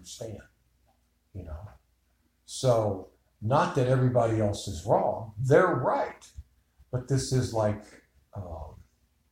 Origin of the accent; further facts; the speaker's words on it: Chicago, Illinois, United States; I grew up in Chicago.